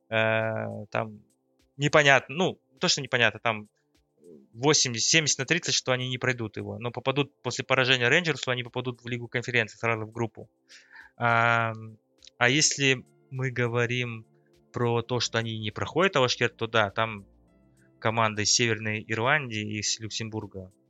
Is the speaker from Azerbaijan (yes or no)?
no; Kazakhstan; Ну, мы любим казахи вперед вагона бежать и надеяться, что мы там будем в группе.